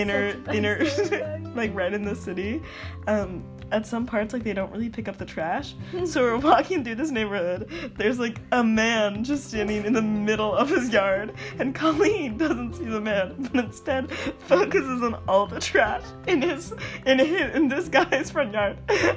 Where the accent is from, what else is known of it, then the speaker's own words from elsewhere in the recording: United States; We're American people.